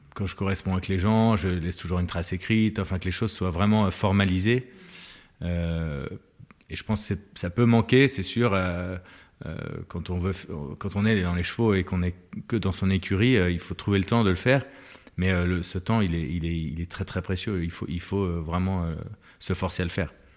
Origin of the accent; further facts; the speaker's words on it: Lyon, Auvergne-Rhône-Alpes, France; Je suis lyonnais